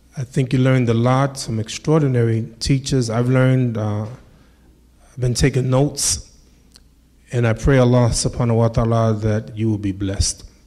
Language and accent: English; United States; This is my country. I'm American. I'm American.